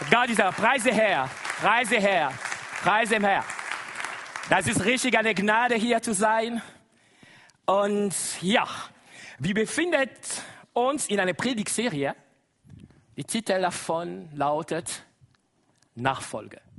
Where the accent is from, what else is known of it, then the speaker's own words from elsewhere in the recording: DR Congo; first language Lingala; German is a second language; Das ist Lingala, meine Muttersprache. Wie? Ihr kann das schon bemerken. Ursprünglich, ich komme aus dem Kongo.